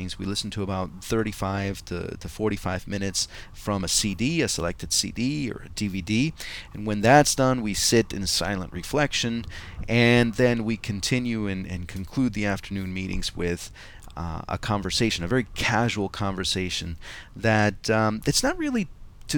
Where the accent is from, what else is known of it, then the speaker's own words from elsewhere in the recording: Montclair, New Jersey, United States; I've created a meetup group here in my hometown of Montclair, New Jersey